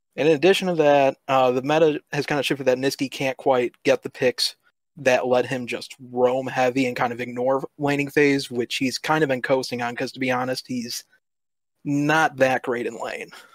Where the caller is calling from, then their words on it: Woodstock, Illinois, United States; I am calling from Woodstock, Illinois